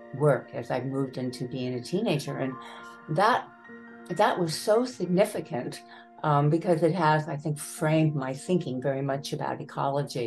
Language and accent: English; United States; moved away as an adult; also born or lived in Baltimore, Maryland; now in Buffalo, United States; we moved when I was very young to this farmhouse outside of Washington, D.C.